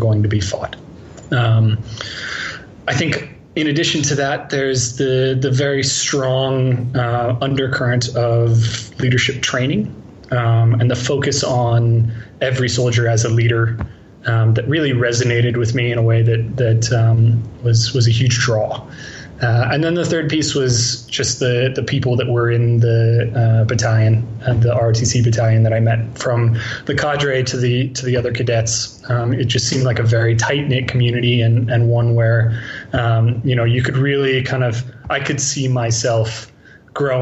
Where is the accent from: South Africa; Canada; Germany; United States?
United States; Seattle, Washington; growing up in Seattle